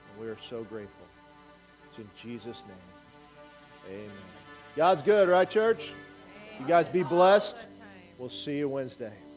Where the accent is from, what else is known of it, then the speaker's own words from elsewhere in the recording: Auburn, Nebraska, United States; Living, growing up in Auburn, Nebraska